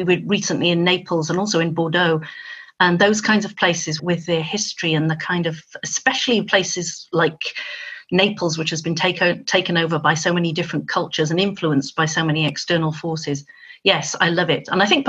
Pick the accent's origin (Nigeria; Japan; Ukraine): Nigeria; also born or lived in Dubai, United Arab Emirates / Hong Kong; As the child of an engineer, I grew up in Nigeria and Dubai and Hong Kong.